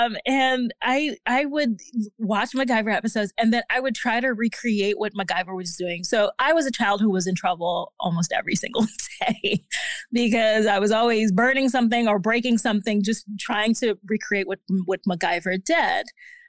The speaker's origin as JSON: {"language": "English", "country": "Haiti", "said": "But I come from an immigrant family. I'm originally from Haiti."}